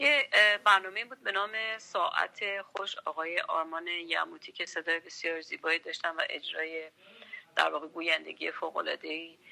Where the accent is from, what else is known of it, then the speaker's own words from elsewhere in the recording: Tehran, Tehran Province, Iran; من تهران زاده شدم